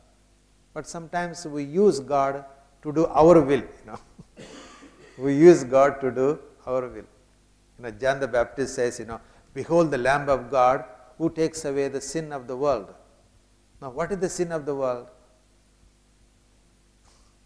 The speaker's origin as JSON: {"language": "English", "country": "India", "said": "I come from India, I came from Chennai to London"}